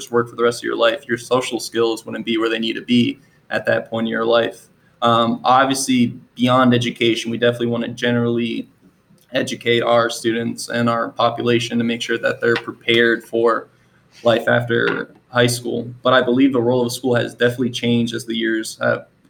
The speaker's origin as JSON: {"language": "English", "town": "Akron", "region": "Ohio", "country": "United States", "tie": "born or raised there", "also_born_or_lived": "Albania / New Jersey / Philadelphia", "moved": "as an adult", "lives_now": "Manassas Park, United States", "said": "I grew up in Akron, Ohio. I lived there for about 21 years"}